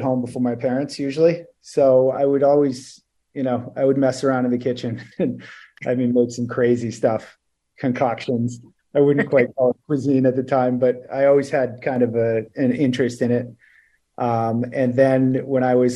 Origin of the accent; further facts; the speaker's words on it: Maine, United States; now in Palm Beach, United States; I grew up in Maine. I actually moved there when I was 2.